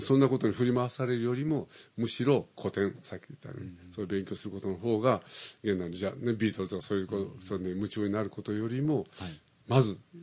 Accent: Osaka, Japan; moved away as an adult; now in Tokyo, Japan; それから大阪に行って父はなぜかうまいタイミングで赤十字になんか顧問としてなんか入ることできたのね、はい大阪の赤十字病院の、はい、でそれで大阪に引っ越して、僕は9月に生まれたの

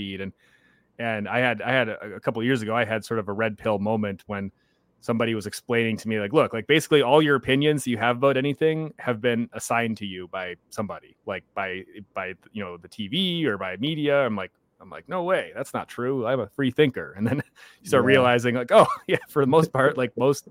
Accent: United States; I'm an American

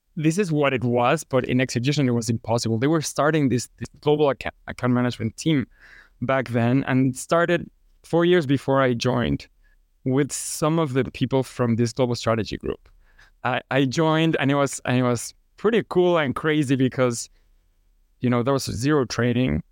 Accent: Mexico City, Mexico; now in Houston, United States; I'm from Mexico City. And now I live in Houston.

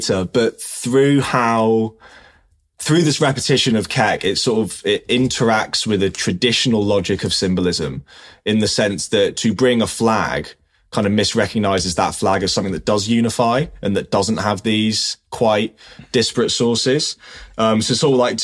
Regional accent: London, United Kingdom; I'm from South London

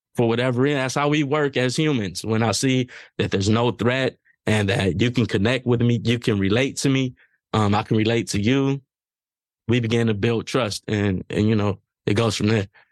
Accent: Los Angeles, California, United States; me growing up in South Central Los Angeles

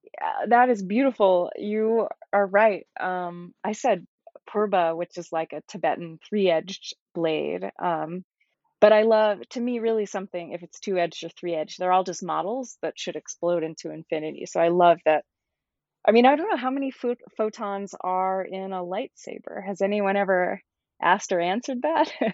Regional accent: Georgia, United States; moved away as an adult; also born or lived in New York; now in California, United States; I grew up in Georgia

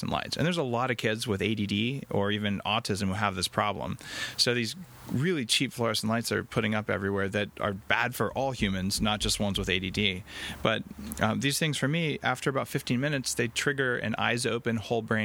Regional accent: Albuquerque, New Mexico, United States; now in Canada; I grew up in Albuquerque, New Mexico

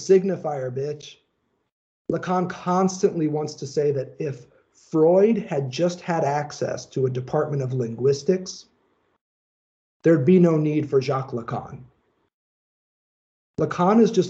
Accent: Indiana, United States; I'm from Indiana

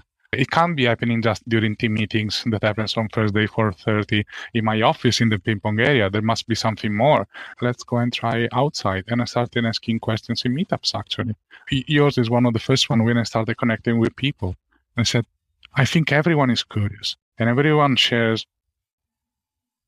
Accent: Italy; moved away as an adult; now in Ireland; And I come from Italy

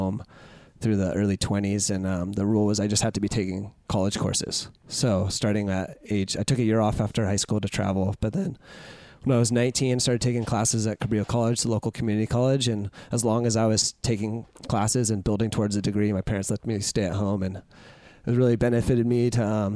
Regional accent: Santa Cruz, California, United States; growing up in Santa Cruz

